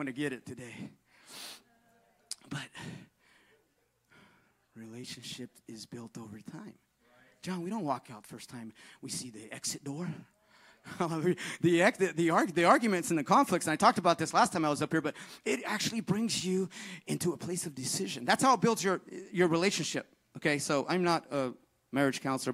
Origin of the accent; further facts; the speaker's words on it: Northern California, United States; moved away; I'm from NorCal